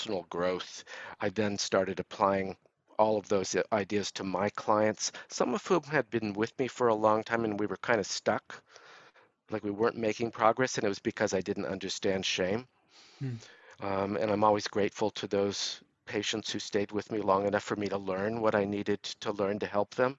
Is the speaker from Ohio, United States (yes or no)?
no; Los Angeles, California, United States; I grew up in Los Angeles